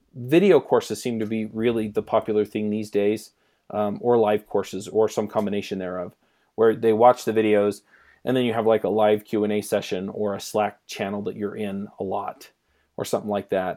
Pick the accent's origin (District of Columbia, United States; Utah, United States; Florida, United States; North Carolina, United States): Utah, United States; we're both from Utah